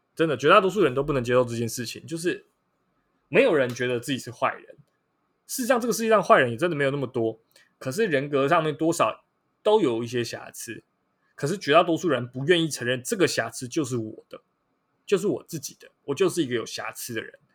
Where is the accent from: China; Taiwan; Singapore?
Taiwan; 我们台湾人